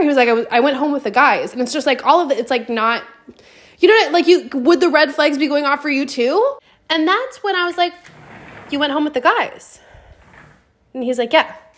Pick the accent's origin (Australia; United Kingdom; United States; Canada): United States; Pacific Northwest; moved away; we are both from the Pacific Northwest